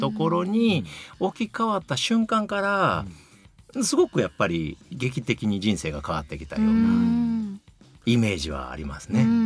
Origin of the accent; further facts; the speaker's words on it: Kyoto, Japan; 京都出身ですので